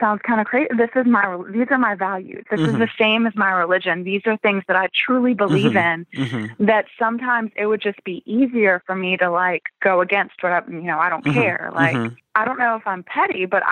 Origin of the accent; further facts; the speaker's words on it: Virginia, United States; We grew up in Virginia, in a small town